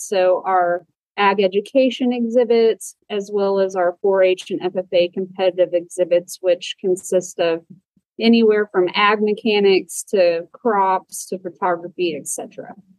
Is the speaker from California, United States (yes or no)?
no; Fort Collins, Colorado, United States; now in Oklahoma, United States; I actually grew up in Fort Collins, Colorado on an equine reproduction ranch